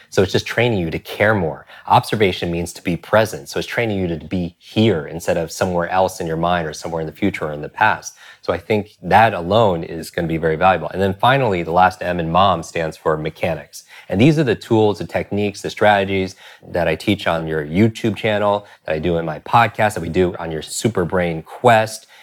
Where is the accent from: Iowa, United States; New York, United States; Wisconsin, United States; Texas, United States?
New York, United States; I'm from New York